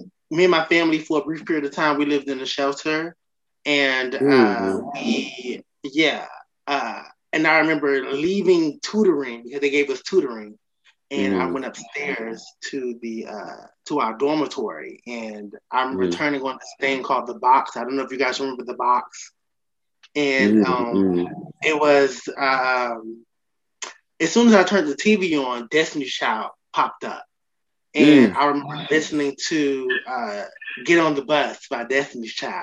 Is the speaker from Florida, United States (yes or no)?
yes; Miami, Florida, United States; on my birth certificate, it says Miami, Florida.